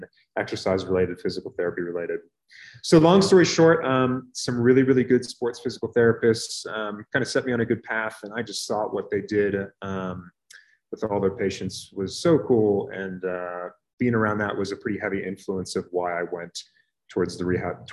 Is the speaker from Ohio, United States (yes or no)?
no; Reading, Pennsylvania, United States; moved away as an adult; also born or lived in Pittsburgh, Pennsylvania / Houston, Texas / Durham, North Carolina; now in Colorado Springs, United States; I'm from Reading, Pennsylvania, which is outside of Philadelphia